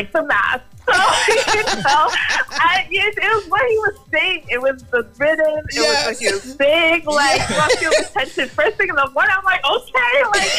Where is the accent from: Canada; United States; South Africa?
Canada; Toronto, Ontario; So I was born in Toronto, actually. I'm Canadian born, and then my background is Jamaican and Guyanese.